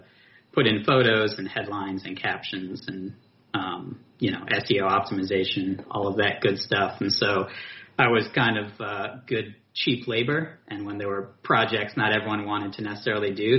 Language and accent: English; New York City, New York, United States; also born or lived in California; I was born and raised in Brooklyn